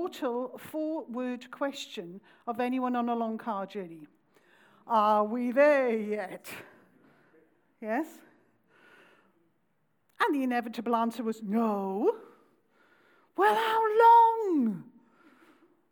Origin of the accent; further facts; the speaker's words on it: Pontypridd, Wales, United Kingdom; I come from South Wales, around the valley, a little town called Pontypridd